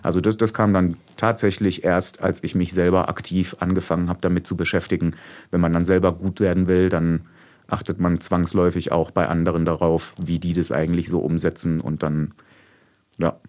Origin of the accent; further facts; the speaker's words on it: Oberderdingen, Baden-Württemberg, Germany; also born or lived in Bretten; now in Heilbronn, Germany; aufgewachsen bin ich aber in Oberderdingen